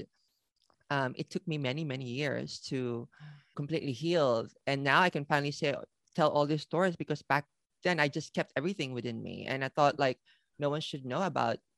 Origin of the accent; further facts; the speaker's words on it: Philippines; moved away as an adult; also born or lived in Manila, Philippines; now in Tokyo, Japan; I was born and raised in the Philippines